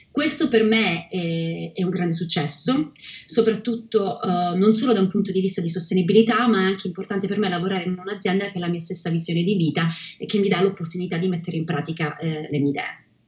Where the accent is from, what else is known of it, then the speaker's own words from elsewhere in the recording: Reggio Calabria, Calabria, Italy; moved away as an adult; also born or lived in Rome / Milan / Vancouver; now in London, United Kingdom; sono nata a Reggio Calabria e dopo aver vissuto tra Roma, Milano e Vancouver Oggi vivo a Londra da quasi sette anni